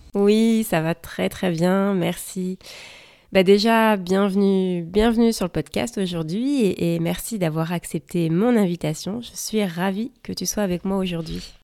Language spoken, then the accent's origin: French; France; now in Seattle, United States; je suis française et je vous parle depuis Seattle